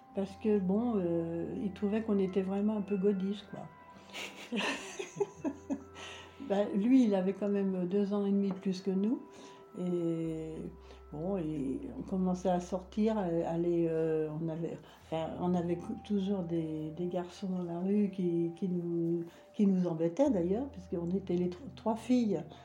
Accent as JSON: {"language": "French", "town": "Paris", "region": "Île-de-France", "country": "France", "tie": "born or raised there", "said": "je suis née à Paris"}